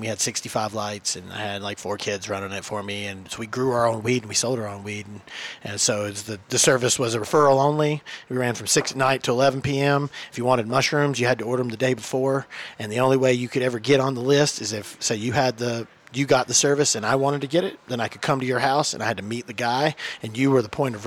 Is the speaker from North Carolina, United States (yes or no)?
yes; North Carolina, United States; now in Colorado, United States; I'm from North Carolina originally. I grew up on I guess it's not a dairy farm.